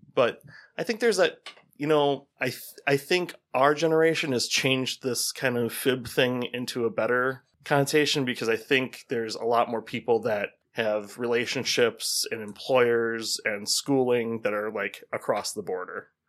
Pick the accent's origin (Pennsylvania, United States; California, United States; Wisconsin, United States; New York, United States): Wisconsin, United States; Racine; I grew up in Racine, so south of Milwaukee